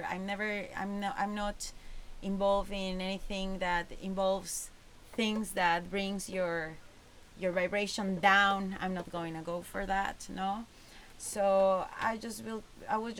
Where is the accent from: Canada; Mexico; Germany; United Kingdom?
Mexico; Cuernavaca, Morelos; moved away as an adult; also born or lived in Playa del Carmen, Mexico / Tulum, Mexico / Norway; I'm from Cuernavaca, and it's over 1 million people there.